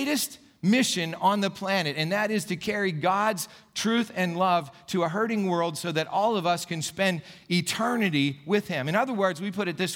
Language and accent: English; Gipsy, Pennsylvania, United States; now in Saxonburg, United States; when I was a little kid growing up in Gypsy, Pennsylvania